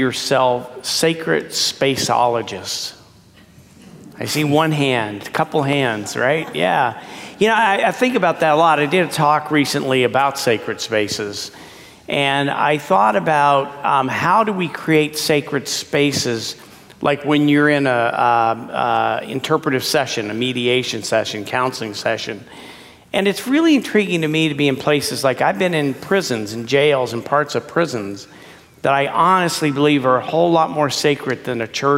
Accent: Texas, United States; moved away as an adult; also born or lived in Pacific Northwest; I'm a Texan

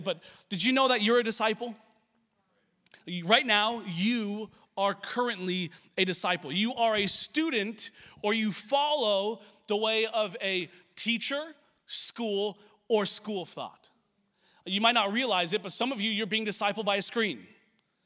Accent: Washington, United States; now in Los Angeles, United States; I grew up in Washington State

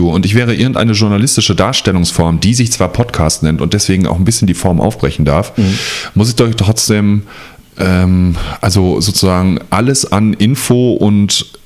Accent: North Rhine-Westphalia, Germany; ich komme ja aus der Nähe vom Ruhrpott. Ich komme nicht aus dem Ruhrpott

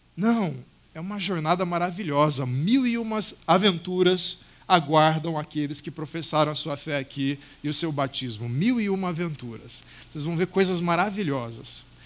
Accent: Cuiabá, Mato Grosso, Brazil; moved away; no centro da cidade de Cuiabá, de onde eu vim

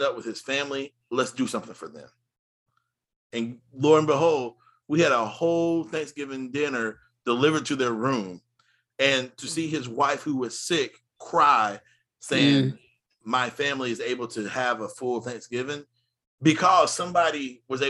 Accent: United States; I love being an American

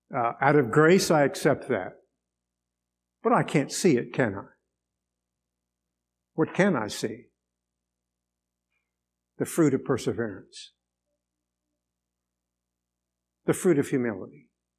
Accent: Venezuela; I grew up in Venezuela.

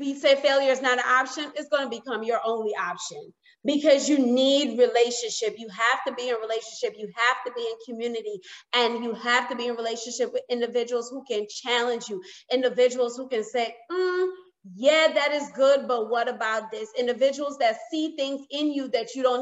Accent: New York, United States; I grew up in New York

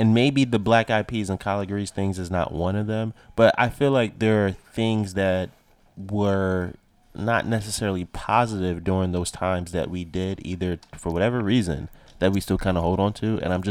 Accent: Nigeria; I'm Nigerian.

